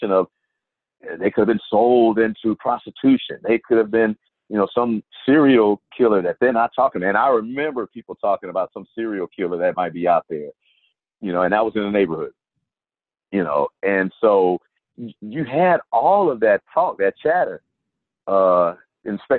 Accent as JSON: {"language": "English", "town": "Houston", "region": "Texas", "country": "United States", "tie": "born or raised there", "said": "I'm from Houston"}